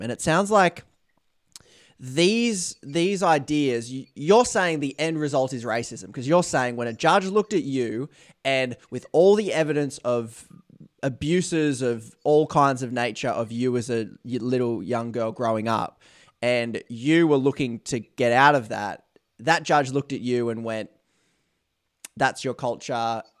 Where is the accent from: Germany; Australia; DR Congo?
Australia; being Australian